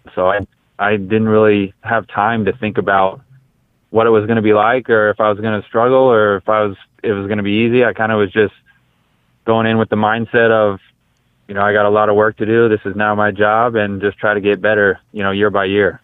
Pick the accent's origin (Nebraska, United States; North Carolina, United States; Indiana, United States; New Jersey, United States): Indiana, United States; Brownsburg; I grew up obviously in Brownsburg, which is which is close to Butler